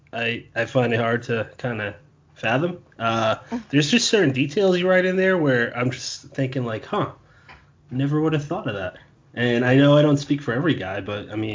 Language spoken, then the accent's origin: English; Bridgewater, Massachusetts, United States; I grew up in a small town called Bridgewater